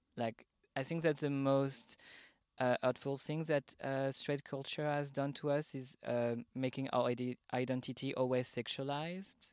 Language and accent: English; Paris, Île-de-France, France; accent: French; English is a second language; moved away as an adult; now in Berlin, Germany; I'm originally from Paris, France, but I moved to Berlin just two weeks before the pandemic started in March